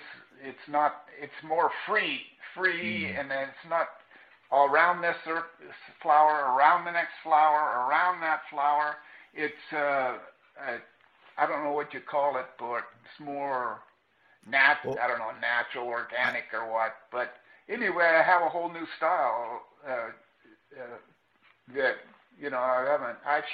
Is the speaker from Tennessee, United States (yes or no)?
no; Corpus Christi, Texas, United States; born there; And I was born in Corpus Christi.